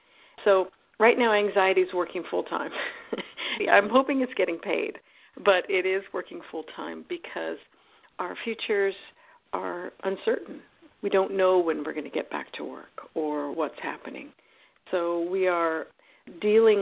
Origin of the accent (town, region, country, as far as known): United States